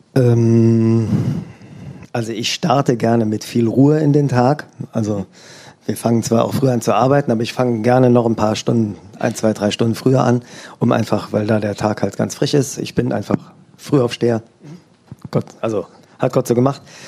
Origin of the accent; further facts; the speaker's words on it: Eifel, Rhineland-Palatinate, Germany; now in Oberissigheim, Germany; ich komme aus der Eifel